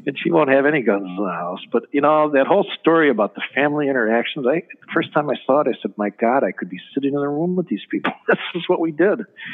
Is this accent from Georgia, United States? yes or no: no; Chicago, Illinois, United States; I'm from Chicago